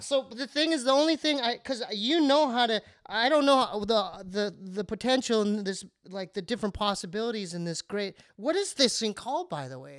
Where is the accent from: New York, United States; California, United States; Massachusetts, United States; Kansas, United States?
California, United States; Poway; we grew up in Poway